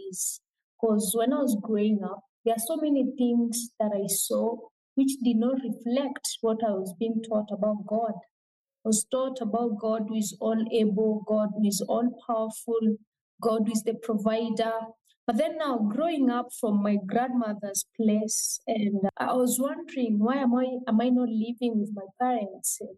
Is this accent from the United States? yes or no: no; Meru County, Kenya; now in Nairobi, Kenya; I come from a region in Kenya called Meru. Meru is uh, the lower eastern part of Kenya, but I currently live in Nairobi, which is the capital city of Kenya.